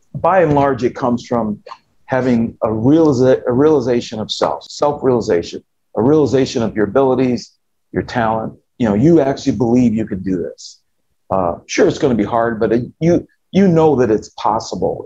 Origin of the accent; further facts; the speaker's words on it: United States; as an American citizen